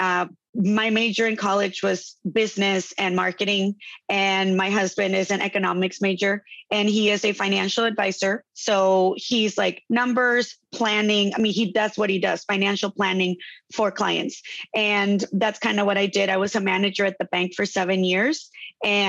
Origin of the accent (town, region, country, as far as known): Tijuana, Baja California, Mexico; born or raised there; moved away as an adult; now in Chula Vista, United States